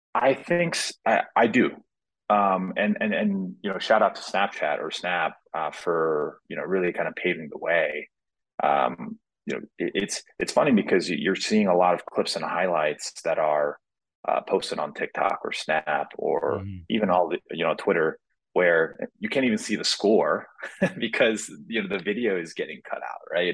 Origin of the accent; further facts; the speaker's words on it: Nashville, Tennessee, United States; I grew up in Nashville, Tennessee